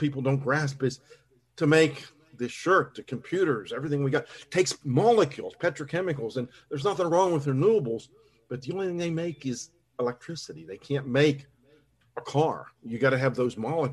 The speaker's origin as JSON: {"language": "English", "town": "Pittsburgh", "region": "Pennsylvania", "country": "United States", "tie": "born or raised there", "moved": "yes", "lives_now": "Charleston, West Virginia, United States", "said": "I grew up in Pittsburgh"}